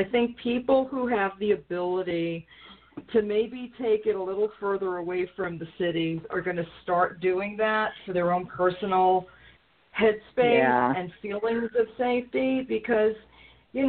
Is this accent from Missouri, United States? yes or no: no; New York, United States; moved away; I'm from New York